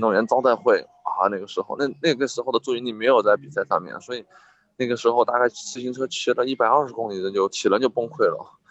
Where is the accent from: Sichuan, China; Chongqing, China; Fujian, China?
Sichuan, China; Liangshan; 我在我的家乡，四川凉山